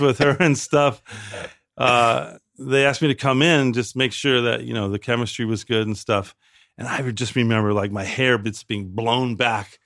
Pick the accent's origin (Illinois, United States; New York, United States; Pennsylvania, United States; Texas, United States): Illinois, United States; Chicago; moved away; Chicago. I'm from the south side of Chicago